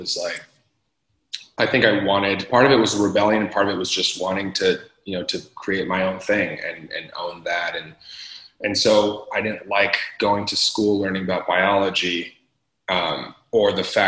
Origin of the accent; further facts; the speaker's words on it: Los Angeles, California, United States; I'm born and raised in LA, so, you know, an Angeleno